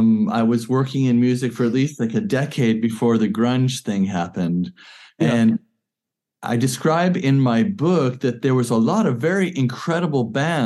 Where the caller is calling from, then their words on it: Hebden Bridge, Yorkshire and the Humber, United Kingdom; I'm beaming in from West Yorkshire, UK, up here in Hebden Bridge.